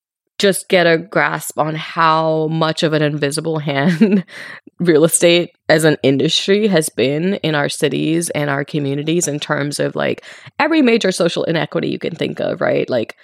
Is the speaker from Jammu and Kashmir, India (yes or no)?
no; Mumbai, Maharashtra, India; moved away as an adult; now in United States; So I was born and raised in Mumbai in India, and I moved to the US for college.